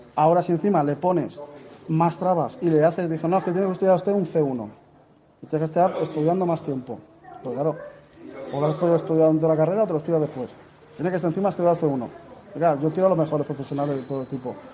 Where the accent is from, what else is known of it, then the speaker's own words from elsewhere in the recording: Alicante, Valencian Community, Spain; yo soy de Alicante, la provincia de Alicante